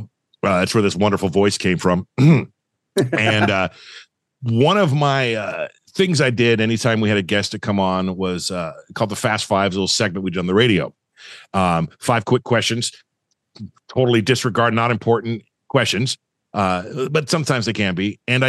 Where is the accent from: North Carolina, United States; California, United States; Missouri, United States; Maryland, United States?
California, United States; Southern; I grew up in SoCal. So that's my stomping grounds right there.